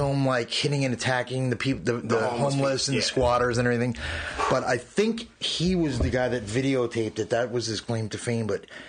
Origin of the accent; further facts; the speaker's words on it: East Meadow, New York, United States; I'm originally from Long Island. I grew up there in a town called East Meadow.